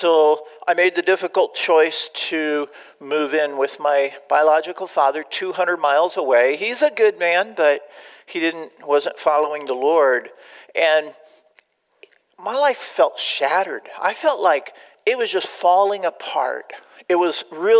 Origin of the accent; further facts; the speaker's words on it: Southern California, United States; moved away as an adult; also born or lived in Austin, Texas / Albuquerque, New Mexico; now in Illinois, United States; I grew up in Southern California